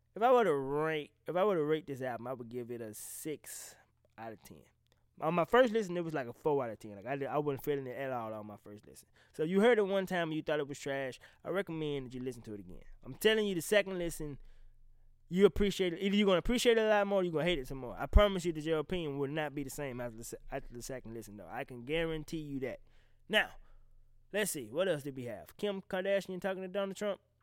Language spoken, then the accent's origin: English; the South, United States; I'm from the South.